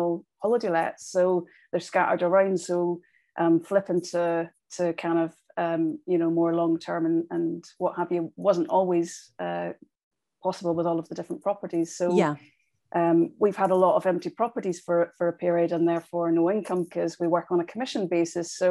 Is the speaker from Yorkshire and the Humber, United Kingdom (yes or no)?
no; Northern Ireland, United Kingdom; I grew up in Northern Ireland